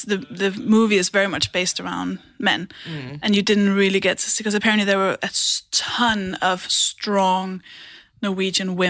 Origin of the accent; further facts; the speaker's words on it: Denmark; moved away; I'm from Denmark, so I've grown up with subtitles